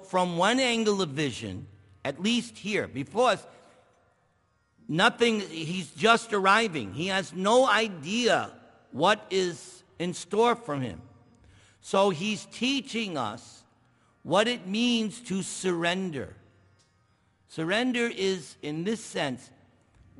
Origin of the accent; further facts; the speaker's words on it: New York, United States; I'm from New York.